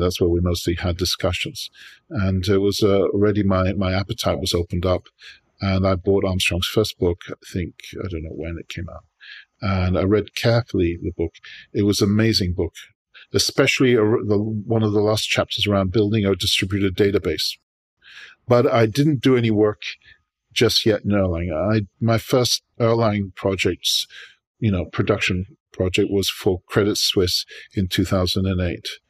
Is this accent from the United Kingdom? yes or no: yes; United Kingdom; moved away as an adult; now in New York, United States; I'm born in New York, but I was raised in Europe, uh, mostly in Britain